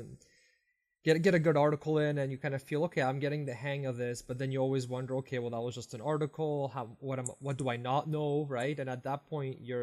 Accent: Canada; as a Canadian

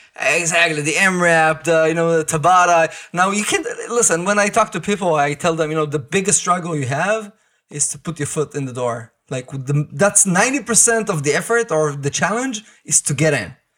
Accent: Israel; I grew up in Israel

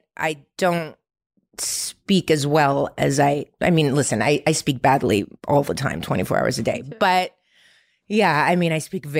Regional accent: Ukraine; born there; English is a second language; Yes, I was born in the Ukraine. My dad is Montenegro, but my mom is Russian, and I'm Russian, to be honest. I speak Russian.

